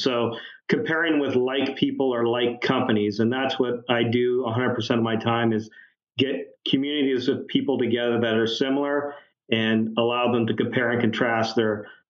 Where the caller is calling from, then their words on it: London, Ontario, Canada; London, Ontario. We're halfway between Detroit and Toronto.